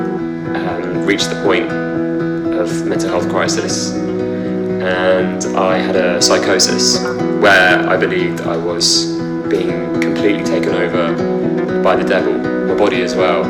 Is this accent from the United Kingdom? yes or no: yes; London, United Kingdom; I'm from London